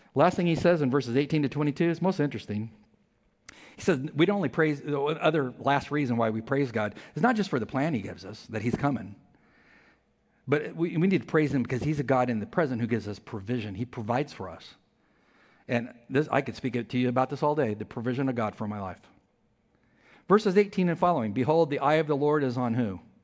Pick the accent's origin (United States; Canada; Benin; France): United States; California; I'm from California